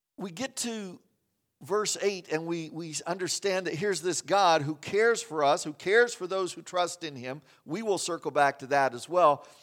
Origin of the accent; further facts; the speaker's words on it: Kansas, United States; moved away; I grew up in Kansas